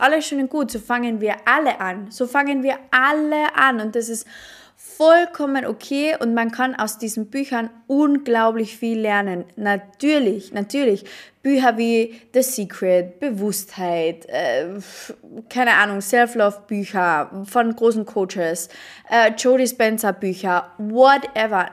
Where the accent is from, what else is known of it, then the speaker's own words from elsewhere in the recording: Carinthia, Austria; ich komme aus Kärnten. Ich komme aus Kärnten, aus Österreich, aus einem mini kleinen Dorf.